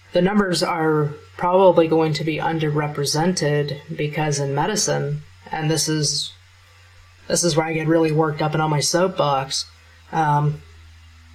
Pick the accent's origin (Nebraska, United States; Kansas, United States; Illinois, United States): Kansas, United States; I'm from Kansas